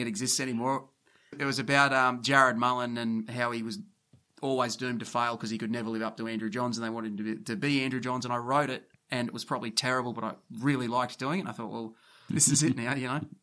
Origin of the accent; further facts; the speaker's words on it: Camden, New South Wales, Australia; I'm from Camden, which is maybe fifteen minutes from, from Campbell Town